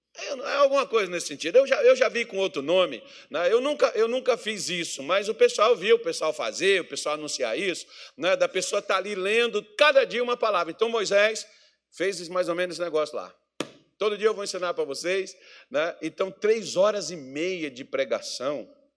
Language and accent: Portuguese; Brazil; nós somos brasileiros